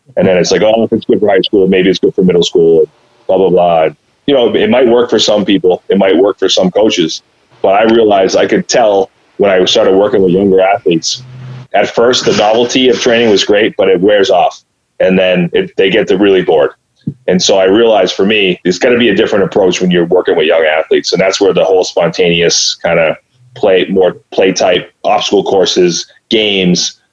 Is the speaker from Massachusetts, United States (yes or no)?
yes; Clinton, Massachusetts, United States; I grew up here in Clinton, Mass